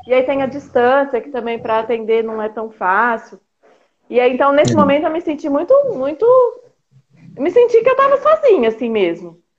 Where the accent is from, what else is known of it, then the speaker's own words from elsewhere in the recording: Águas de Lindóia, São Paulo, Brazil; moved away as an adult; eu sou do interior de São Paulo, de Águas de é. Lindóia